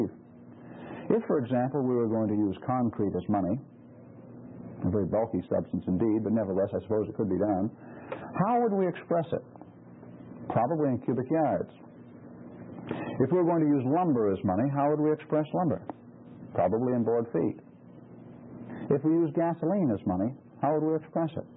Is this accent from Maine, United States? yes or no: yes; Maine, United States; moved away; back in my home state of Maine